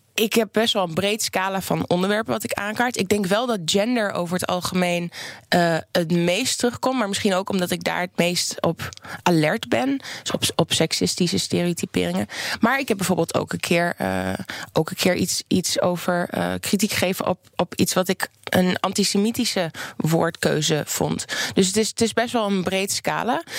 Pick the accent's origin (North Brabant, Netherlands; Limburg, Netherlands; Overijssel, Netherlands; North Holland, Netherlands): Overijssel, Netherlands; Oldenzaal; ik kom zelf uit Oldenzaal, uit Twente